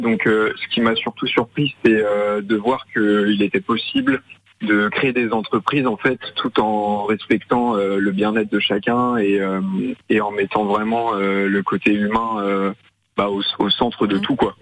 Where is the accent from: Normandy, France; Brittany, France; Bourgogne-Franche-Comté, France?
Brittany, France; Pontivy; je suis de Pontivy